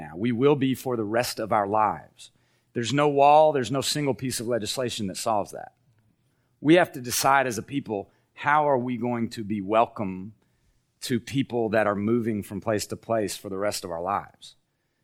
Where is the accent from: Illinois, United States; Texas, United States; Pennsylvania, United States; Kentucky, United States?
Kentucky, United States; Appalachia; moved away; who grew up in Appalachia, in the Southern Baptist Church